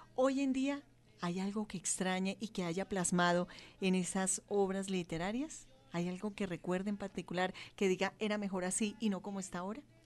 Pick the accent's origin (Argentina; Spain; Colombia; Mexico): Colombia; lo que somos los colombianos